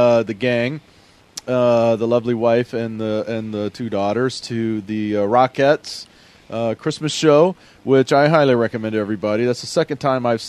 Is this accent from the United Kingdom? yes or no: no; Texas, United States; now in Pacific Northwest, United States; I am from Texas